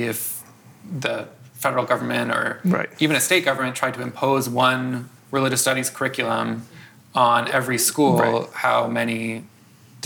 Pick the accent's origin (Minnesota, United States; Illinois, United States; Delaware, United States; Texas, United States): Illinois, United States; outside of Chicago; I grew up outside of Chicago.